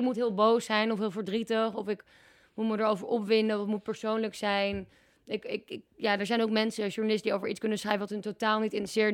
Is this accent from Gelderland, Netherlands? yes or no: no; Amsterdam, North Holland, Netherlands; moved away as an adult; also born or lived in Groningen; in Amsterdam, waar ik vandaan kom